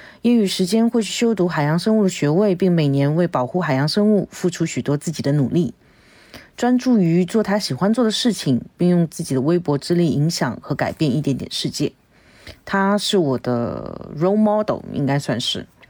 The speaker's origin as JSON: {"language": "Chinese", "region": "Shanghai", "country": "China", "said": "我是来自上海的…。"}